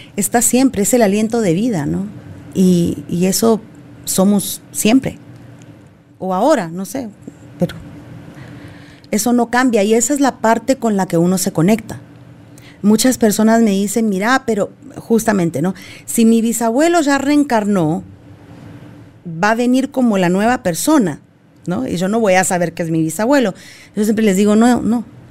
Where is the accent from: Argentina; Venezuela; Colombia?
Argentina; moved away; como buena argentina, pesada